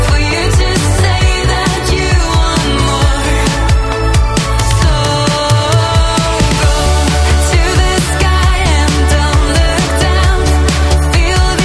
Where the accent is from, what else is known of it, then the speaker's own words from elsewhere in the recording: Canada; I'm Canadian